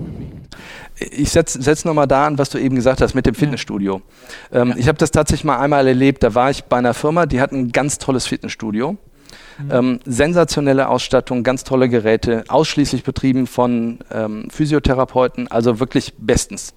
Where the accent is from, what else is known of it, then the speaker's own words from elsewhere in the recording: Oberwinter, Rhineland-Palatinate, Germany; moved away as an adult; also born or lived in Düsseldorf / Munich / Cologne; now in Essen, Germany; bin ich aufgewachsen in Oberwinter. Das ist äh, ein bisschen südlich von Bonn, in Bonn zur Schule gegangen. Also ich bin wirklich waschechter Rheinländer